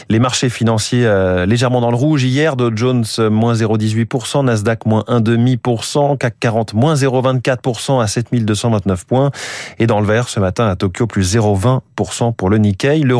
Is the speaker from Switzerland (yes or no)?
no; France; On se souvient évidemment euh, de la ristourne à la pompe chez nous en France.